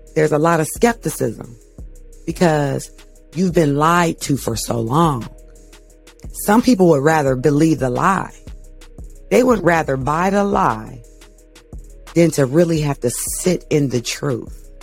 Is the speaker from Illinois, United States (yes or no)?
no; Canton, Ohio, United States; I'm from Canton, Ohio